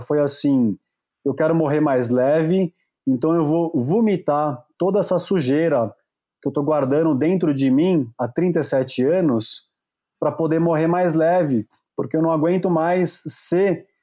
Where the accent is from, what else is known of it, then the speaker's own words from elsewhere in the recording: Brazil; a minha infância, pelo menos aqui no Brasil, é só mais uma infância